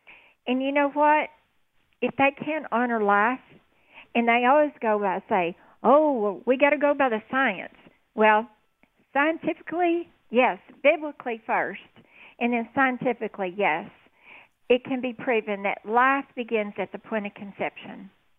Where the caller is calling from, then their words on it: Texas Panhandle, United States; I'm calling from the Texas Panhandle.